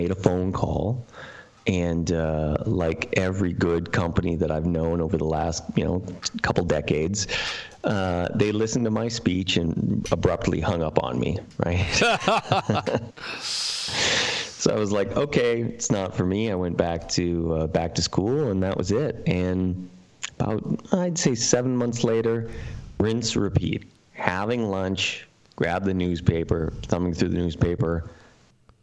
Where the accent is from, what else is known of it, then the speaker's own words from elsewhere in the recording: Canada; moved away; I'm originally from Canada, and I was attending massage therapy college